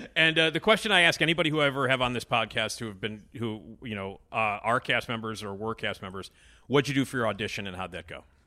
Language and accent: English; Chicago, Illinois, United States; I'm from Chicago, so I obviously know what it's like to walk outside when it's eighty below